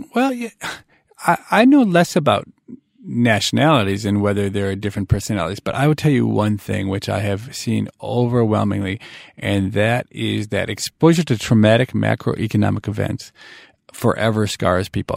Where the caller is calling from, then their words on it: Boston, Massachusetts, United States; I'm calling from Boston